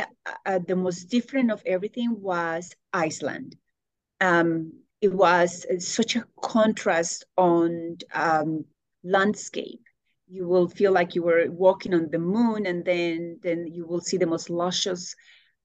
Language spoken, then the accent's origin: English; Bogotá, Colombia; English is a second language; now in Indianapolis, United States; I grew up in Bogota, Colombia